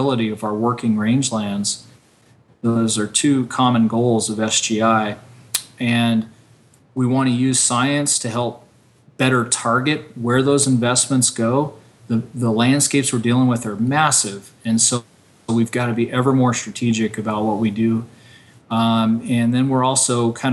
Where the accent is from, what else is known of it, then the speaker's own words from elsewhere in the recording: Nevada, United States; moved away as an adult; also born or lived in Utah; now in Oregon, United States; I was born in Nevada, grew up there, and spent most of my life working in the sagebrush ecosystem from Utah to where I'm at now in Oregon